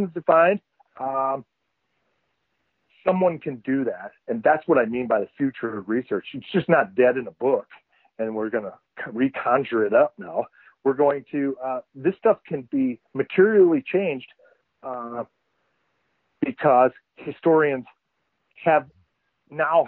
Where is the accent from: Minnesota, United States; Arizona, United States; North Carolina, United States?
Minnesota, United States; born or raised there